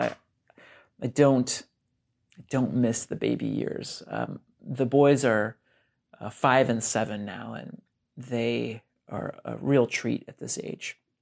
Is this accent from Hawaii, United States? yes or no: no; Brunswick, Ohio, United States; moved away as an adult; now in Portland, United States; I grew up in Brunswick, Ohio. That's in Northeast Ohio, about thirty-ish minutes south of Cleveland, Ohio